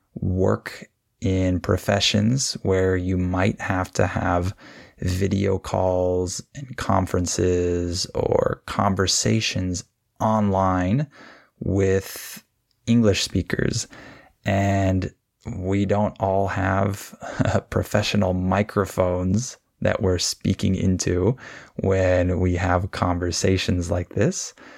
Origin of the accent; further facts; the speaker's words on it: California, United States; I'm from California. This is where I was born and raised